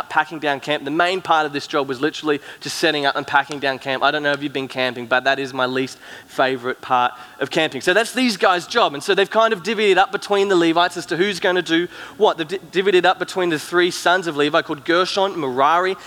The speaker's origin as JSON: {"language": "English", "town": "Cairns", "region": "Queensland", "country": "Australia", "tie": "born or raised there", "also_born_or_lived": "Gold Coast", "moved": "yes", "lives_now": "Brisbane, Australia", "said": "me and Soph, we grew up in Cairns, up in far north Queensland, and then we moved down to Brisbane and the Gold Coast where we kind of live now"}